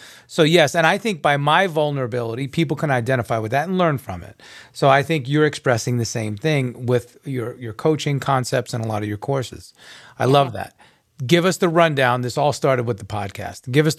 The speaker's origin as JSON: {"language": "English", "area": "Long Island", "region": "New York", "country": "United States", "tie": "born or raised there", "said": "I'm a New Yorker as well. I was born and raised in Long Island. So I have a very strong accent"}